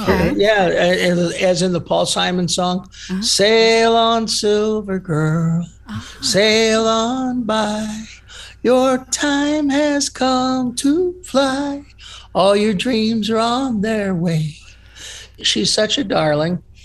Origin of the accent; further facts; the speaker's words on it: East Cleveland, Ohio, United States; I grew up in East Cleveland. I went to Shaw High School